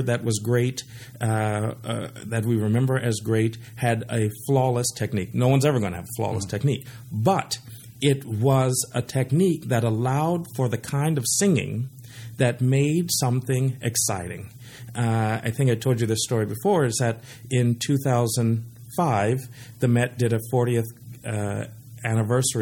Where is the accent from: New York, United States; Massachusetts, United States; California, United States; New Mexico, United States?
California, United States; San Diego; I grew up in San Diego